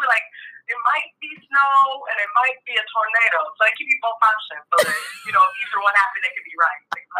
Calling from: Euclid, Ohio, United States; I am in Euclid, Ohio, here in the middle of the heartland. So I'm in Ohio.

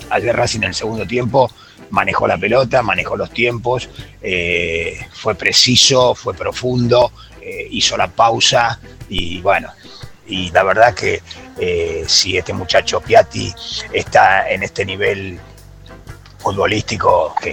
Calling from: Castelar, Buenos Aires Province, Argentina; Buenas tardes, Ramiro, muchachos de Esperanza. Un saludo, mm. … de Castelar.

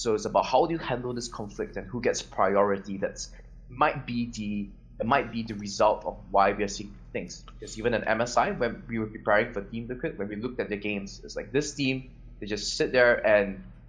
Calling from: Ho Chi Minh City, Vietnam; because I'm calling from Vietnam, from Ho Chi Minh City, and I'm the coach for the EVOS team.

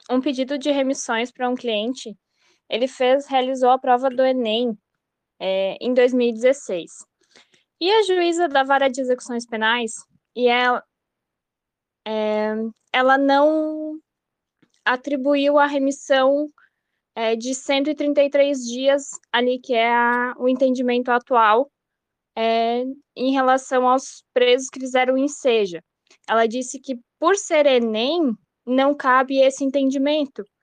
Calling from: Blumenau, Santa Catarina, Brazil; É, eu sou aqui de Blumenau, Santa Catarina.

